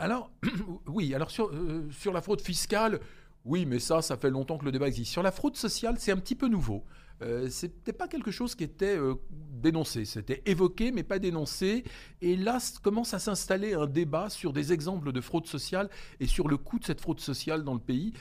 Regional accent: France; Nous, on a un rôle particulier en tant que Français

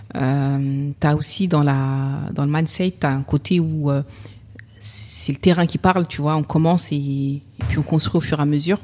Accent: Sevran, Île-de-France, France; j'ai grandi à Sevran.

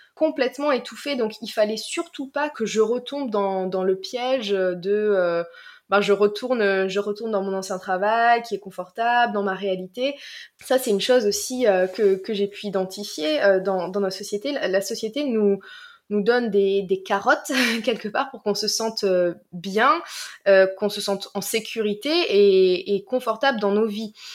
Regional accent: Marseille, Provence-Alpes-Côte d'Azur, France; moved away as an adult; also born or lived in Washington; je viens du sud de la France, de, de Marseille

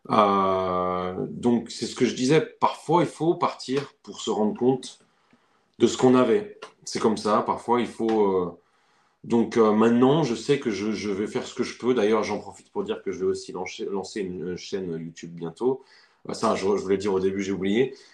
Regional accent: France; now in United States; quand j'ai quitté la France, c'est là que j'ai senti le déchirement profond.

